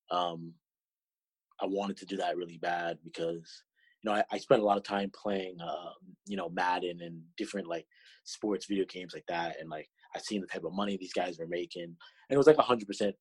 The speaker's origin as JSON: {"language": "English", "town": "Toronto", "region": "Ontario", "country": "Canada", "tie": "born or raised there", "said": "I was from Toronto, the closest team is Buffalo"}